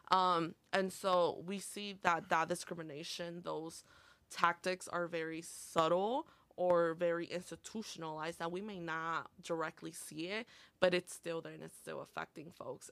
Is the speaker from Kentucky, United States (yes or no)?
no; Montgomery, Illinois, United States; first language Spanish; English is a second language; also born or lived in Aurora, Illinois / Oswego, Illinois; I was basically born and raised in Montgomery